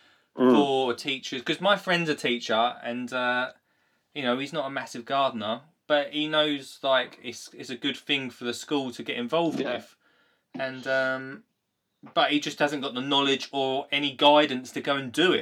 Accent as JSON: {"language": "English", "area": "Essex", "region": "East of England", "country": "United Kingdom", "accent": "Essex", "said": "my Essex accent"}